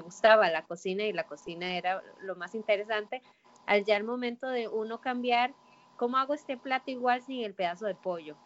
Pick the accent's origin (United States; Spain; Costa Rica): Costa Rica; como buena tica